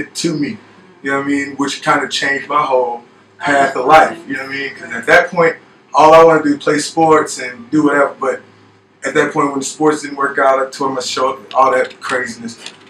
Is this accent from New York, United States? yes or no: no; Gary, Indiana, United States; also born or lived in California; So, I'm from Gary, Indiana, Chicagoland area.